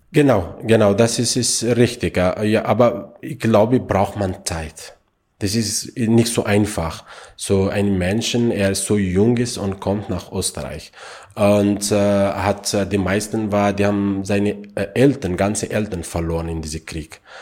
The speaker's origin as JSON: {"language": "German", "country": "Afghanistan", "tie": "born or raised there", "second_language": "German", "moved": "yes", "lives_now": "Austria", "said": "ich bin in Afghanistan geboren"}